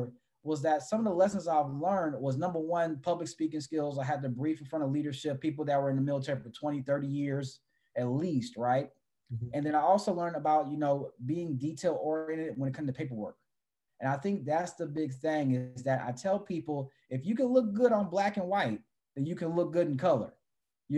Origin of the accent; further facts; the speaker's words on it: San Antonio, Texas, United States; moved away as an adult; also born or lived in Los Angeles, California; I came from San Antonio, Texas, which is a military town